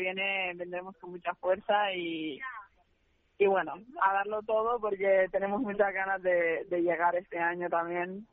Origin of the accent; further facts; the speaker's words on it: Canary Islands, Spain; accent: Canarian; moved away; me vuelve otra vez el acento canario muchísimo